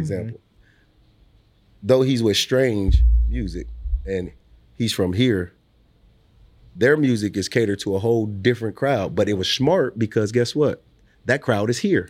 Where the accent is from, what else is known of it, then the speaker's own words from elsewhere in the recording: Omaha, Nebraska, United States; also born or lived in New Orleans / Los Angeles; I'm proud to be from Omaha